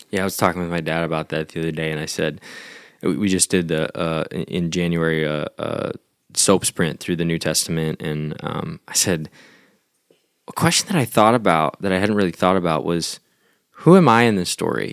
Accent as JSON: {"language": "English", "country": "United States", "said": "as an American"}